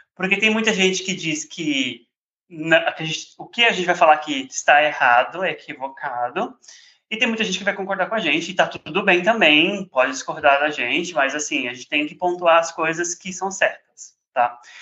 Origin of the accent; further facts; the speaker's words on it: São Paulo, Brazil; eu sou de São Paulo